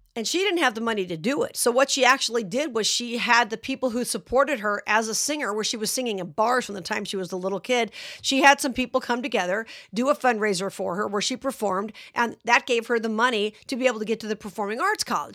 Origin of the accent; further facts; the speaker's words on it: Las Vegas, Nevada, United States; my hometown of Las Vegas